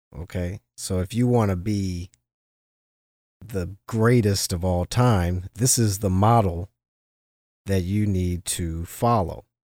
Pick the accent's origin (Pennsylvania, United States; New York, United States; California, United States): California, United States; Los Angeles; half black, half Jewish growing up in Los Angeles, especially in the seventies and eighties